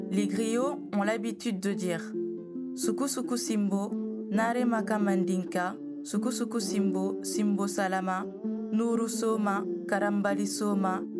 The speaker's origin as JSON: {"language": "French", "town": "Sandoukouank", "region": "Upper River", "country": "Gambia", "tie": "born there", "said": "Bonjour, c'est votre griot … qui vient à nouveau vous enseigner une nouvelle histoire. Je suis né à Sandoukouank dans la province de Bassé en Gambie."}